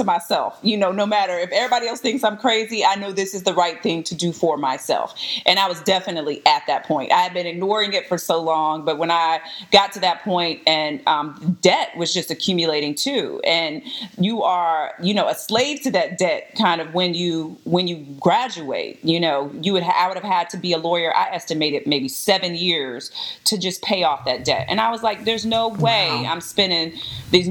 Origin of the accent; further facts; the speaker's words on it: Houston, Texas, United States; moved away as an adult; I grew up in Houston, Texas. H-Town